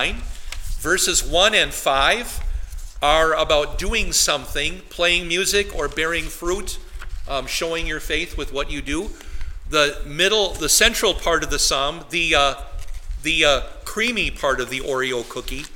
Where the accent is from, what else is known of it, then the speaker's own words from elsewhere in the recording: Wisconsin, United States; now in New Ulm, United States; The lakes I grew up in Wisconsin are lakes that might have been, you know, a couple acres across